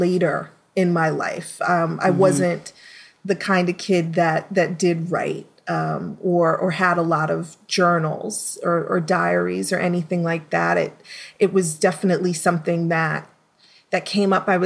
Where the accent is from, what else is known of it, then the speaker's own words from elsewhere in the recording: New York City, New York, United States; I'm from Brooklyn, New York. I was born and raised